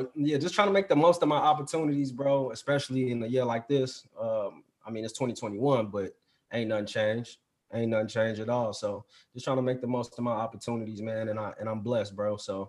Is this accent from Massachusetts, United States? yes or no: no; Chicago, Illinois, United States; I'll say I'm from Chicago because my whole life was in Chicago.